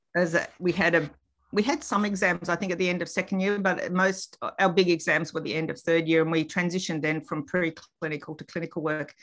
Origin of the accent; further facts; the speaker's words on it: Melbourne, Victoria, Australia; also born or lived in Queensland; I grew up in Reservoir in Melbourne